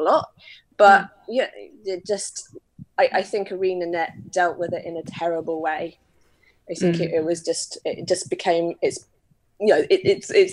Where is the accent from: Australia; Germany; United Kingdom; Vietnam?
United Kingdom; I'm very British